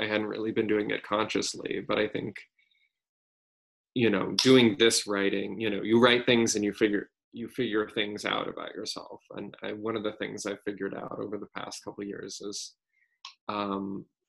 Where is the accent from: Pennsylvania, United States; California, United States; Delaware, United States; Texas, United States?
Texas, United States; moved away as an adult; also born or lived in San Francisco; I'm from Texas. I grew up in Texas